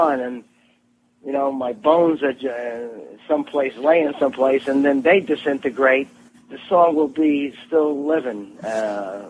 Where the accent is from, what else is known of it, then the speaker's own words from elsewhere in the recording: New York City, New York, United States; I was a kid from Brooklyn.